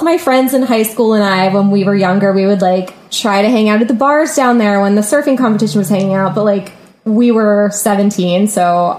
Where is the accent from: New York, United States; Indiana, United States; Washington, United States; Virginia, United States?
Virginia, United States; Virginia Beach; moved away as an adult; I'm not from New Orleans. I'm from Virginia Beach, Virginia.